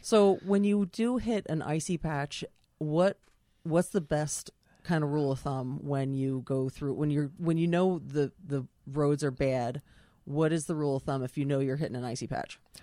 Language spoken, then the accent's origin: English; Oley and Pricetown Road, Pennsylvania, United States; I grew up out in Ole and Pricestown Road